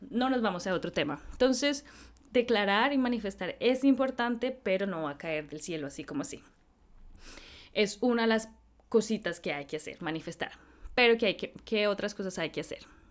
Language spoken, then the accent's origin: Spanish; Colombia; como colombiana